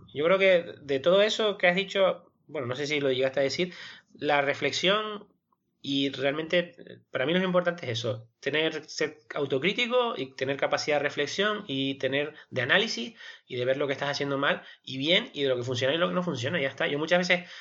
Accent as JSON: {"language": "Spanish", "country": "Spain", "said": "somos nosotros los españoles"}